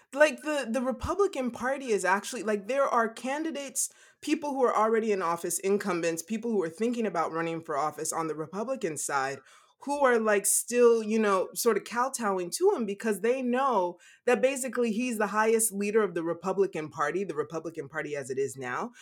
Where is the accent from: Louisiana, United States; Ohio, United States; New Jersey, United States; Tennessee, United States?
Louisiana, United States; growing up in Louisiana